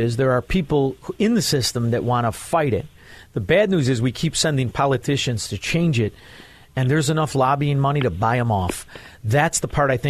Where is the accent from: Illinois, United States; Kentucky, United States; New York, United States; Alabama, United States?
Illinois, United States; Chicago; we're from Chicago. This is Chicago